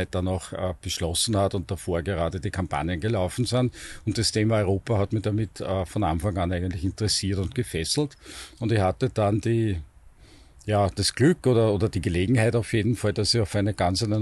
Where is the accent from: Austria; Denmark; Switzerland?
Austria; Vienna; Ich bin 52 Jahre alt, bin Wiener, äh, habe in Wien an der Technischen Universität Elektrotechnik studiert.